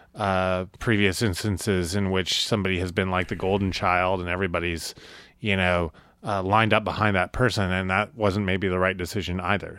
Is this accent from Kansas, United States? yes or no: yes; Topeka, Kansas, United States; moved away as an adult; also born or lived in Missoula, Montana / Lawrence, Kansas; I grew up in Topeka, Kansas